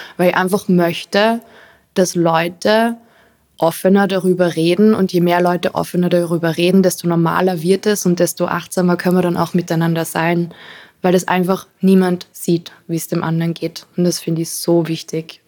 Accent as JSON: {"language": "German", "region": "Carinthia", "country": "Austria", "tie": "born or raised there", "also_born_or_lived": "Arizona, United States", "moved": "yes", "lives_now": "Vienna, Austria", "said": "ich bin in Kärnten aufgewachsen, in einem Haus neben Wald, wo man nur Berge und Fluss und Wiese sieht"}